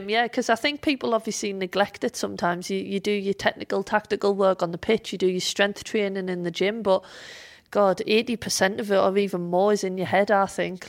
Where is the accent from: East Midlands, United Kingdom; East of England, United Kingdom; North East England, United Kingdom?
North East England, United Kingdom; Sunderland; moved away; Sunderland is my hometown, um, and Fulwell is a part of Sunderland